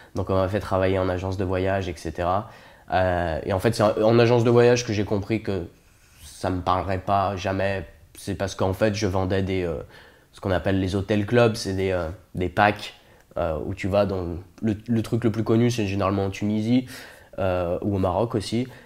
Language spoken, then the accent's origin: French; Saint-Étienne, Auvergne-Rhône-Alpes, France; Je viens de Saint-Étienne, la ville des Verts, la ville de la mine. Euh, j'ai grandi là-bas, je suis né là-bas